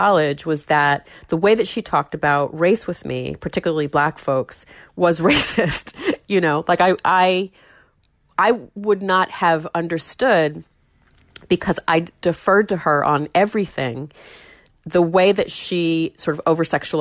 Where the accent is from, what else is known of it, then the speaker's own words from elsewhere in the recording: Warner, New Hampshire, United States; growing up in Warner and in that family